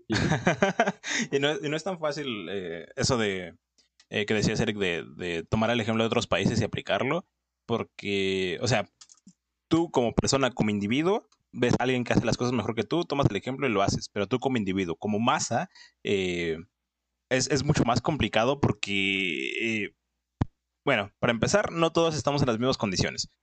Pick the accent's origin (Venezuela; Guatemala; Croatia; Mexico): Mexico; soy mexicano, o sea, realmente me pones en Argentina y yo sigo siendo mexicano